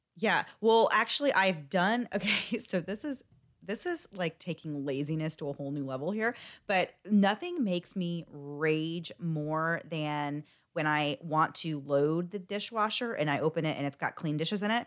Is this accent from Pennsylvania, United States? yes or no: no; Florida, United States; I'm from Florida, and we love our Publix subs here